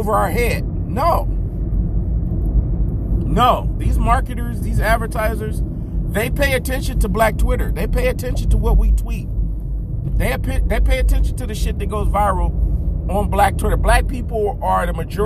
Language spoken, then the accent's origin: English; United States; I am an American.